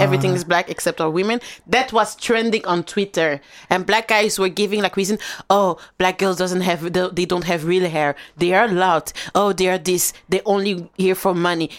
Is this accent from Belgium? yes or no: yes; Flanders, Belgium; I grew up in a Flemish area